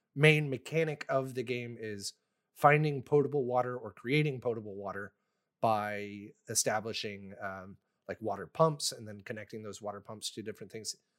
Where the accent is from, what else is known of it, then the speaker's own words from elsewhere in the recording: Texas, United States; moved away; I'm from Texas